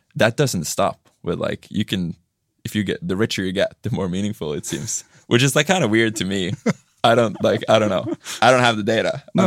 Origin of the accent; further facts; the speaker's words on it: Tromsø, Troms, Norway; I'm from Tromsø, which is you know north of the Arctic Circle.